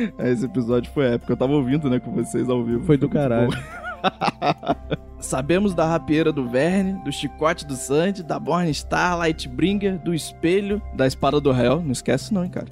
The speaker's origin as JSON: {"language": "Portuguese", "region": "Rio de Janeiro", "country": "Brazil", "moved": "as an adult", "lives_now": "Curitiba, Brazil", "said": "vim lá do Rio de Janeiro, pra cá pra Curitiba"}